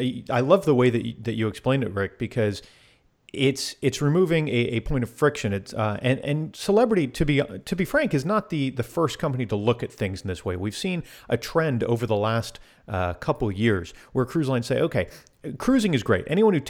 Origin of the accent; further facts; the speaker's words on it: Florida, United States; I grew up in South Florida.